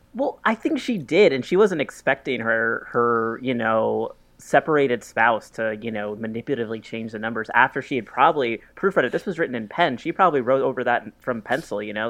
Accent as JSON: {"language": "English", "region": "New York", "country": "United States", "said": "me as a New Yorker who's moving soon"}